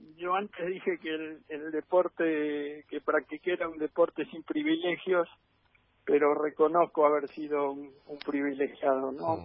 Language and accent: Spanish; Argentina; como todo argentino he jugado al fútbol un montón